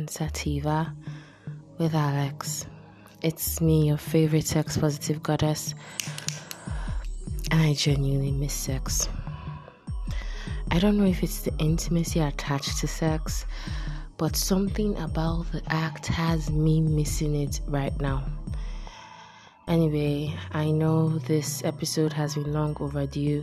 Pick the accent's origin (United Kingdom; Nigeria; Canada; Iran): Nigeria; I'm Nigerian.